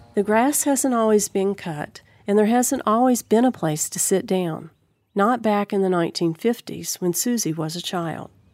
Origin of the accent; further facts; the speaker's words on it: Bluefield, Virginia, United States; I grew up in Bluefield, Virginia, across the street from the town cemetery